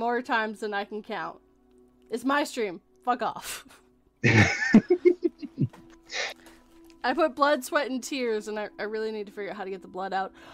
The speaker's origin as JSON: {"language": "English", "town": "Vancouver", "region": "British Columbia", "country": "Canada", "moved": "yes", "said": "I'm originally from Vancouver."}